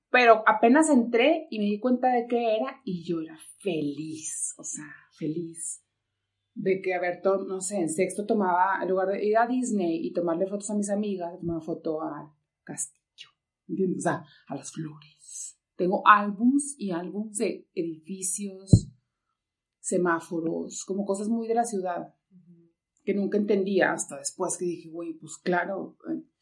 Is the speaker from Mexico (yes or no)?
yes; northern Mexico, Mexico; Entonces, como que cuando entendía eso dije, yo soy súper norteña, o sea.